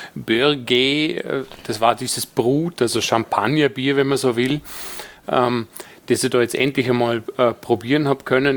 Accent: Vorarlberg, Austria; als Vorarlberger

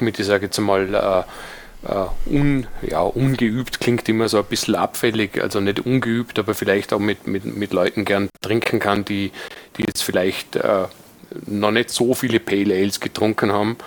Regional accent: Dornbirn, Vorarlberg, Austria; ich bin aus Vorarlberg, werde mir aber bemühen, so zu sprechen, dass man mich trotz allem versteht

